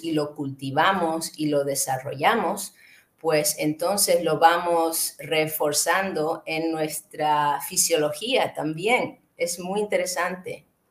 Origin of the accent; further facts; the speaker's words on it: Canary Islands, Spain; moved away; llevo muchos años fuera de donde yo crecí, que fue en las Islas Canarias